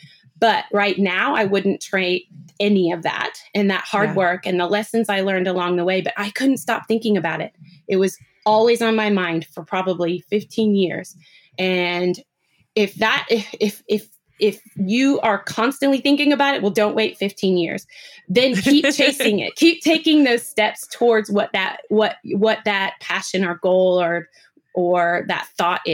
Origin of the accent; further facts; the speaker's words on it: Seattle, Washington, United States; Seattle girl. I'm from Pacific Northwest.